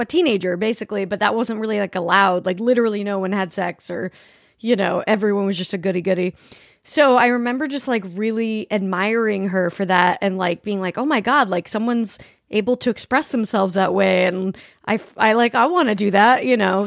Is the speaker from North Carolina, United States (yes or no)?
no; Salt Lake City, Utah, United States; I grew up in Salt Lake City